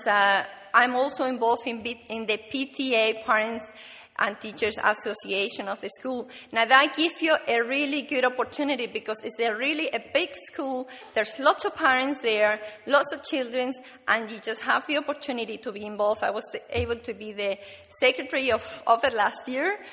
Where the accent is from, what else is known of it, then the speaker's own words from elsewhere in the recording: Canary Islands, Spain; moved away; I'm from the Canary Islands